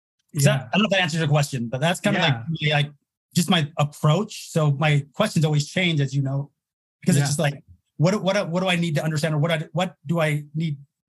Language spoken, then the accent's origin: English; Utah, United States; I'm from Utah